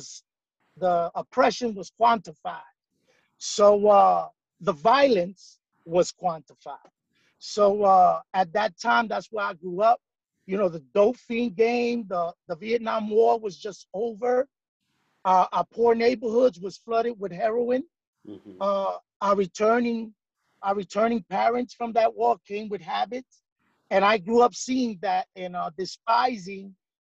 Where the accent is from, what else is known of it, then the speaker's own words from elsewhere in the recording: New York City, New York, United States; So I'm a Puerto Rican, you know, born and raised in New York